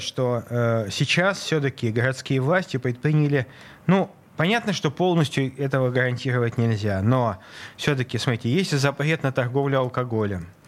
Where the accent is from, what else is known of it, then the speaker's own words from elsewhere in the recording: Saint Petersburg, Russia; я родился в Ленинграде